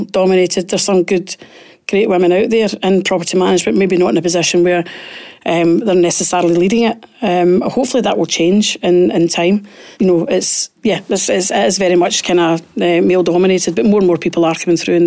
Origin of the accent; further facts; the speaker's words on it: Glasgow, Scotland, United Kingdom; I was born and brought up in Pollock